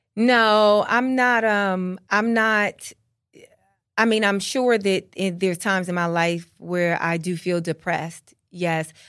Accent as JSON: {"language": "English", "country": "United States", "said": "I am culturally a Black American"}